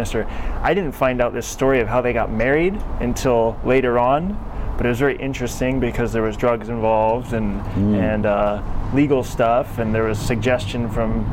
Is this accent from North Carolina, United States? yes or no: yes; North Carolina, United States; I grew up in North Carolina